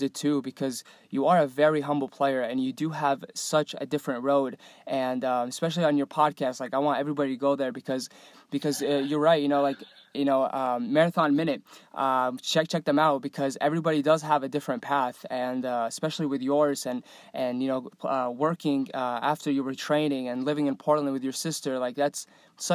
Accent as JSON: {"language": "English", "country": "Iraq", "moved": "yes", "said": "I come from Iraq."}